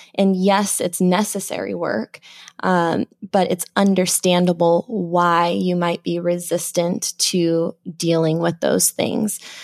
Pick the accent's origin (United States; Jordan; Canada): United States; Phoenix, Arizona; was born and raised in the Phoenix area